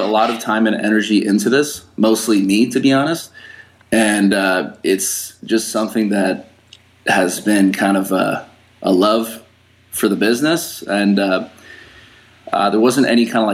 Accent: San Diego, California, United States; I was born in San Diego, California

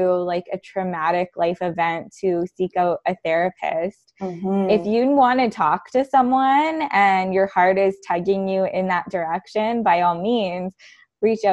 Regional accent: Canada; I'm Canadian

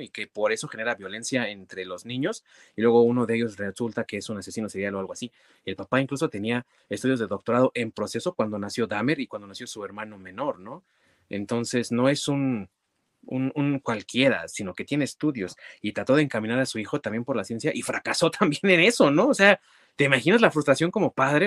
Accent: Mexico; nosotros como mexicanos

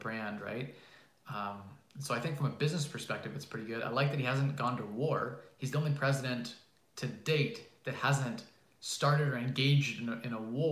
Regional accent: Canada; I'm Canadian

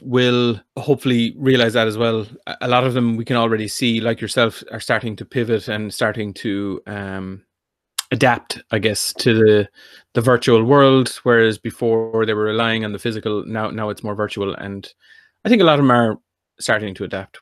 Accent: North Kerry, Munster, Ireland; I'm from North Kerry.

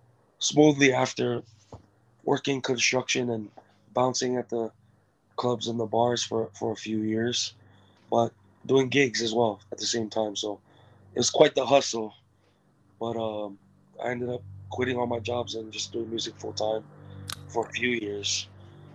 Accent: Kipapa, Hawaii, United States; also born or lived in American Samoa / California / Texas; when I was 7 years old, I moved to Hawaii from American Samoa

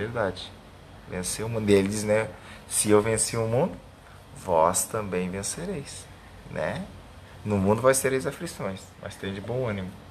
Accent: Campo Belo do Sul, Santa Catarina, Brazil; moved away; igreja do Evangelho Quadrangular aí em Campo Belo do Sul, minha terra

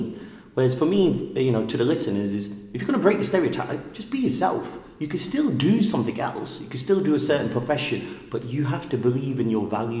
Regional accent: Leicester, East Midlands, United Kingdom; I'm working class. I'm from Leicester, and I'm proud of that.

